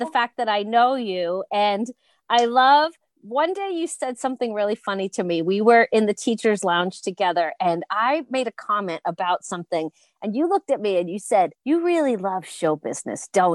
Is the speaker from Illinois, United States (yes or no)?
no; Long Island, New York, United States; I grew up on Long Island